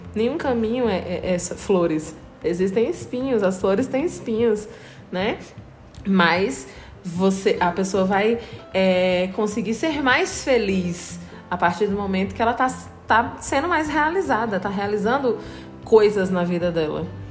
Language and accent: Portuguese; Brazil; a gente como brasileiro